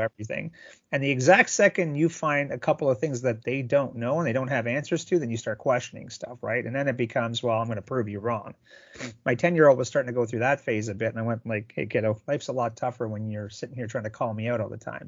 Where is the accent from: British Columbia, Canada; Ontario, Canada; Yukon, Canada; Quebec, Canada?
Ontario, Canada; Sault Ste. Marie; I'm from Sault Ste. Marie, Ontario, home of the good old Greyhounds